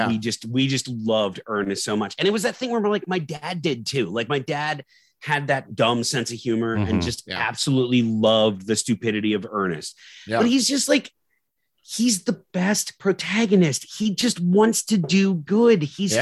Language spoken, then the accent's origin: English; Maryland, United States; growing up in Maryland and living in haunted woods. Yeah. I'm telling you right now, I lived in haunted woods